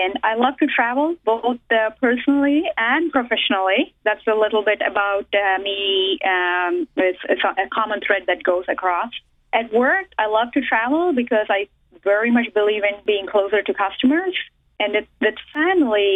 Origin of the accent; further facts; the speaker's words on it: India; first language Telugu; English is a second language; moved away as an adult; also born or lived in Boston area; now in United States; I was born and raised in India